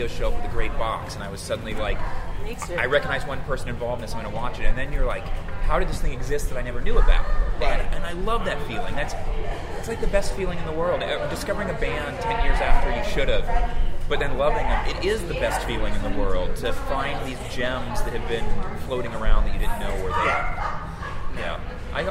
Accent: Texas, United States; as a kid growing up in Texas

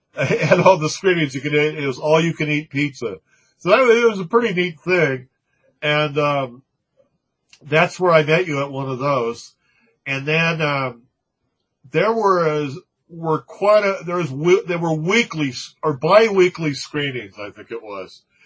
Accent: Manhattan Beach, California, United States; my hometown

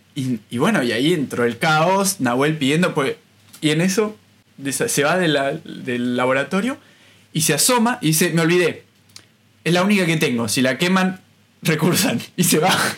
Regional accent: Bariloche, Río Negro, Argentina; moved away as an adult; also born or lived in Buenos Aires, Argentina; now in Paris, France; viví toda mi vida en Bariloche hasta que me fui a estudiar a Buenos Aires.

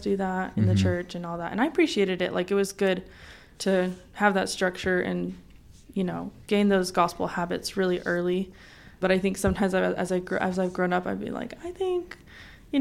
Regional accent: Provo, Utah, United States; I grew up in Provo, Utah

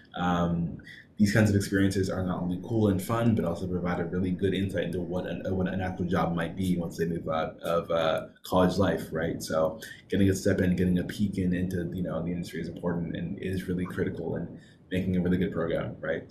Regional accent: Seattle, Washington, United States; moved away as an adult; now in Los Angeles, United States; I'm also from Seattle

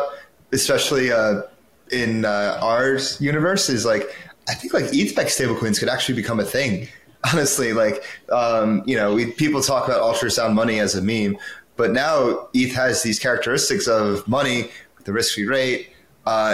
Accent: United States; I'm biased as an American

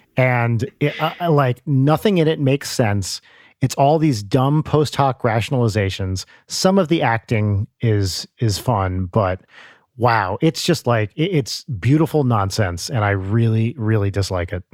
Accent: New Jersey, United States; I remember hearing that on Z one hundred growing up in North Jersey

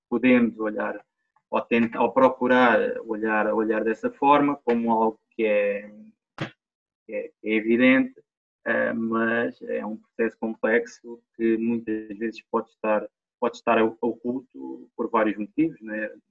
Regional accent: Portugal; moved away; also born or lived in Reguengos de Monsaraz / Lisbon; eu comecei uh, no clube da minha terra, uh, ah, Montes Sport Clube

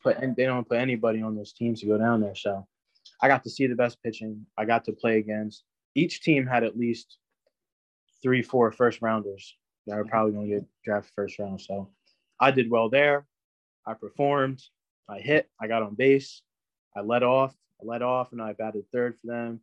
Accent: New Jersey, United States; I'm from New Jersey

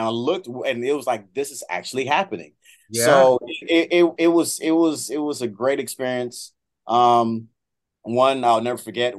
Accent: Miami, Florida, United States; also born or lived in Tallahassee, Florida / Lakeland, Florida; I was born and raised in Miami, Florida.

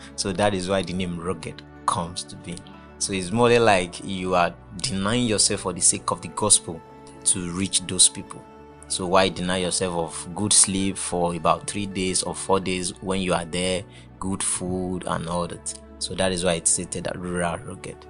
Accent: Oyo, Nigeria; now in Kwara, Nigeria; I'm from Oyo State.

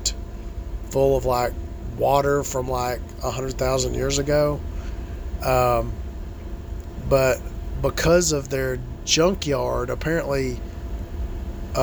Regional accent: United States; as an American

